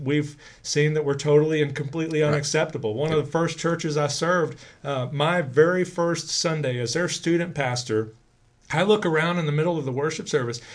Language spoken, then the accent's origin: English; Grand Prairie, Texas, United States; growing up in First Baptist in Grand Prairie